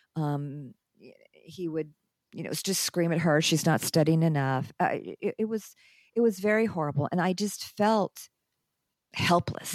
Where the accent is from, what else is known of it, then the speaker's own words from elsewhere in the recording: United States; moved away as an adult; also born or lived in Lebanon; I'm in my own country